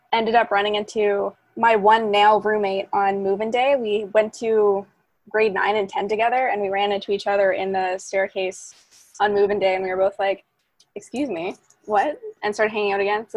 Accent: town outside of Ottawa, Ontario, Canada; I dropped out of that to go to my hometown high school for grade 11 and 12.

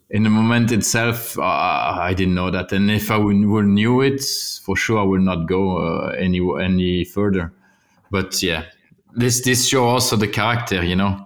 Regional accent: Wallonia, Belgium; English is a second language; also born or lived in Flanders; I'm from Wallonia

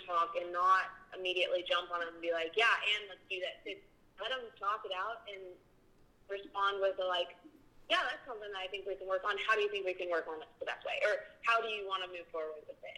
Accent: Wyoming, United States; moved away as an adult; now in Alpine, Texas, United States; I am from Wyoming

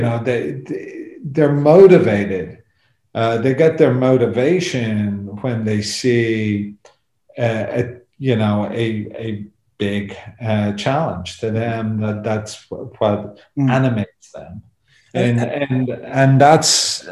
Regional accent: Dublin, Leinster, Ireland; I grew up in Dublin

